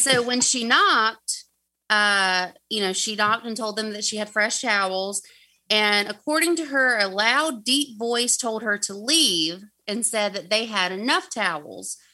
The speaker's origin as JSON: {"language": "English", "region": "the South", "country": "United States", "accent": "southern", "said": "way too southern"}